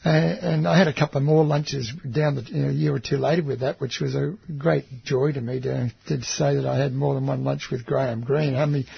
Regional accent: Australia; I'm from Australia

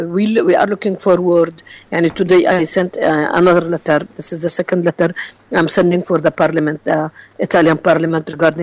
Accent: Palestine; we as Palestinian people

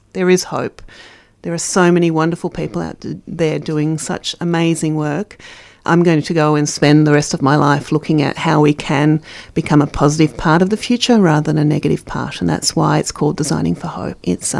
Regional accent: Brazil; also born or lived in South Africa; now in Australia; I was born in South Africa. I grew up in Brazil, moved to Australia in 82 from Dutch parents.

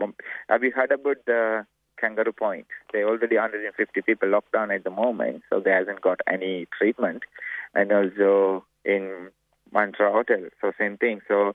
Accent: Sri Lanka; now in Australia; I'm from Sri Lanka.

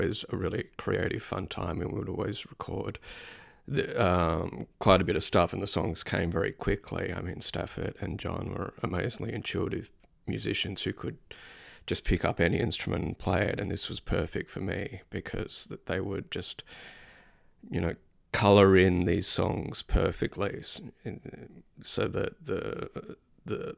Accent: Melbourne, Victoria, Australia; moved away as an adult; now in United Kingdom; I'm from Melbourne, and I relocated to the UK in 2019

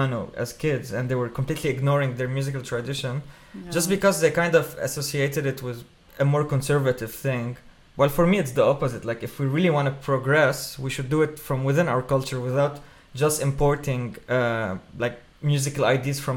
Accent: Beirut, Beirut Governorate, Lebanon; moved away as an adult; now in Melbourne, Australia; I'm originally from Lebanon. I grew up in Beirut, where there's a very vibrant music scene there

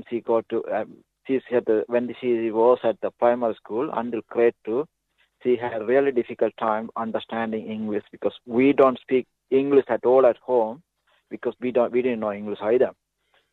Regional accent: Sri Lanka; English is a second language; moved away as an adult; now in Ballarat, Australia; a refugee from Sri Lanka.

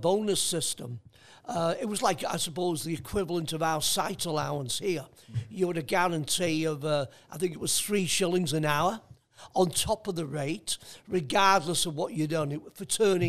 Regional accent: North Wales, United Kingdom; now in Australia; my apprenticeship was done in the Welsh language, not the English language

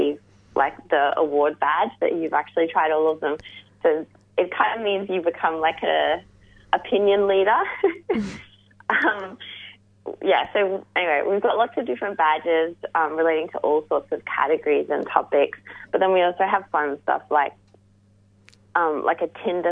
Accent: Melbourne, Victoria, Australia; we're all from the West

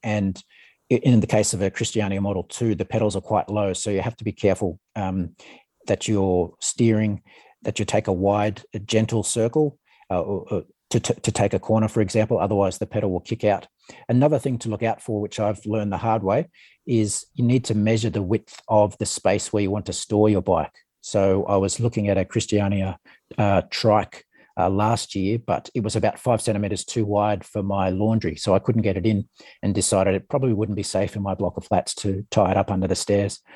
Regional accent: Ballina, New South Wales, Australia; now in Canberra, Australia; I grew up in Ballina in northern New South Wales

